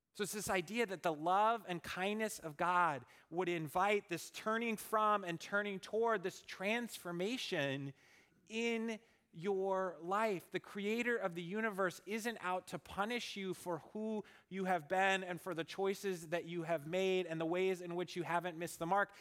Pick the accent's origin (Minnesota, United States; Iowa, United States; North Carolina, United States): Minnesota, United States; I grew up in Minnesota